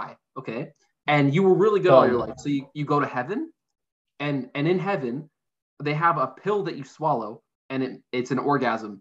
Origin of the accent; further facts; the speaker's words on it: Happy Valley-Goose Bay, Newfoundland and Labrador, Canada; moved away as an adult; now in St. John's, Canada; Growing up where we grew up, that fucking Burger King was such a it was such a gross Burger King